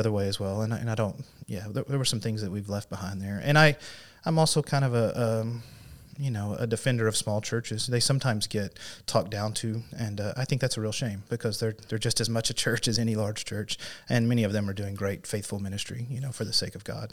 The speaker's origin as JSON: {"language": "English", "town": "Cave City", "region": "Arkansas", "country": "United States", "tie": "born or raised there", "also_born_or_lived": "Fort Smith, Arkansas / North Carolina / Paragould, Arkansas", "said": "I grew up in Cave City, so that's not too far from here, over in Sharp County"}